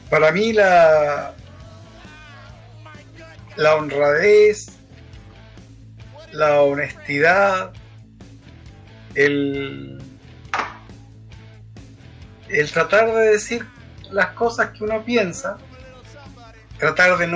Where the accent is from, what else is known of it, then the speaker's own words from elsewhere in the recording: Antofagasta, Chile; quizás yo soy una persona nacida, estudiado, vivido, casado. Eh, soy antofagastino 100%.